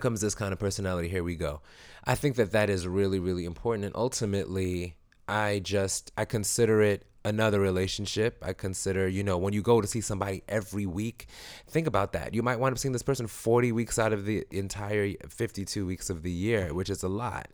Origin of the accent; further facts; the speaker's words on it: Jamaica; I'm Jamaican.